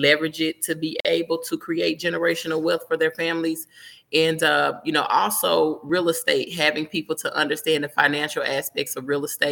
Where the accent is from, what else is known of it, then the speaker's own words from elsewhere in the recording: Memphis, Tennessee, United States; now in Miami, United States; I'm from Memphis, but living in Miami now